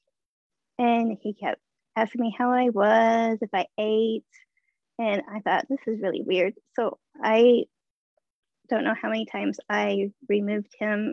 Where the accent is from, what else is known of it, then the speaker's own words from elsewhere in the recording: Omaha, Nebraska, United States; I'm from Omaha, Nebraska.